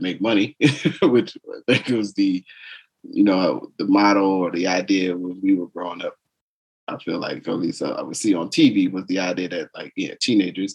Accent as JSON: {"language": "English", "region": "New Jersey", "country": "United States", "tie": "born or raised there", "said": "I grew up in New Jersey, school didn't end until almost the middle of the month of June"}